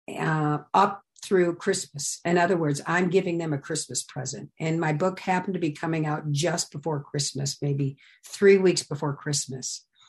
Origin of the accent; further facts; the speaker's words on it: Midwest, United States; I came from the Midwest